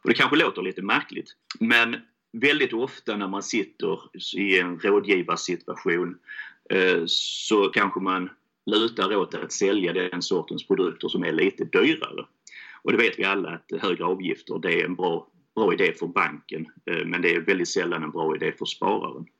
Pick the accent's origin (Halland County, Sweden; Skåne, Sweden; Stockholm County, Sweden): Skåne, Sweden; Helsingborg; Jag kommer från Helsingborg, det är därför jag låter som jag gör